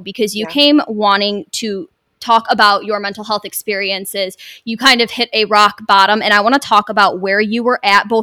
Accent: Michigan, United States; We're all from Michigan

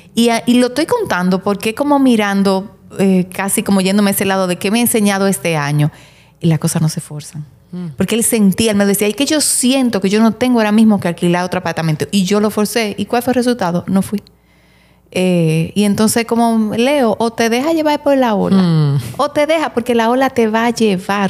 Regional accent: Santiago de los Caballeros, Santiago, Dominican Republic; Nosotros somos de Santiago

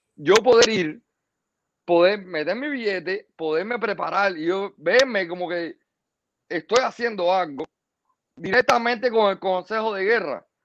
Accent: Cuba; moved away; Somos bastantes cubanos en el exilio

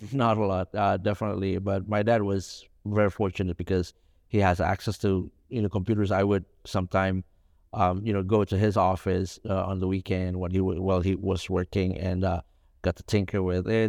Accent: Jakarta, Indonesia; also born or lived in Solo, Central Java; my whole life, I grew up in, in Jakarta

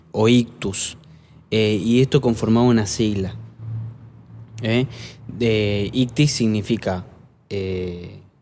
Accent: Italy; Eso porque soy italiana, por eso.

